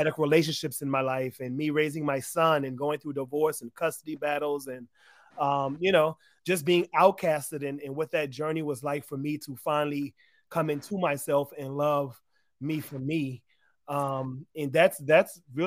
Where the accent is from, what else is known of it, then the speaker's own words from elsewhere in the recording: Charleston, South Carolina, United States; accent: Gullah Geechee; now in Atlanta, United States; that's where I grew up as a mixed race Black man with a white mom. In yeah, Charleston, South Carolina